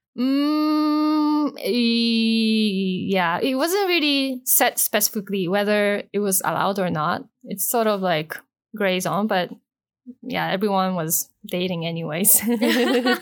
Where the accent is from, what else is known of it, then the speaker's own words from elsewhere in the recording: Osaka, Japan; moved away as an adult; also born or lived in Toronto, Canada; now in Hong Kong; I was born and raised in Osaka, so I stayed in Osaka up to the graduation from high school, and then I left Japan to study in Toronto.